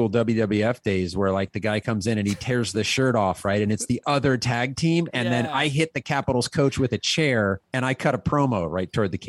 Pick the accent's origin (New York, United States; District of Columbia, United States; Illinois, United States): District of Columbia, United States; Washington; now in Seattle, United States; I grew up in Washington, D.C.